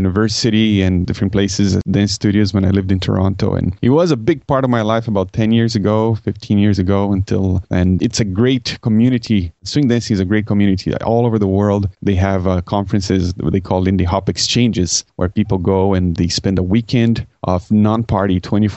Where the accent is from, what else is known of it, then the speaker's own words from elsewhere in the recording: Brazil; English is a second language; now in Canada; I grew up in Brazil